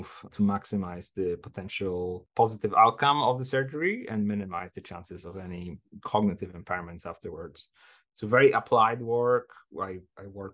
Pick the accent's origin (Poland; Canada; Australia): Poland; Poznań, Greater Poland; moved away as an adult; also born or lived in Edinburgh; I started my undergraduate degree in computer science in my hometown of Poznań